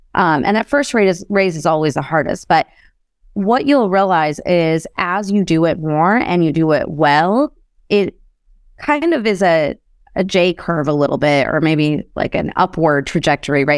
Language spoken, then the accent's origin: English; Chicago, Illinois, United States; I grew up in Chicago